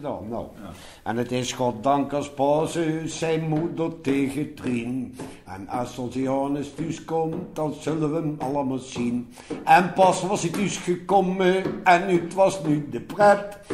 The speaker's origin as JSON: {"language": "Dutch", "town": "Nijmegen", "region": "Gelderland", "country": "Netherlands", "tie": "born or raised there", "accent": "Nijmeegs", "said": "daar ben ik opgegroeid"}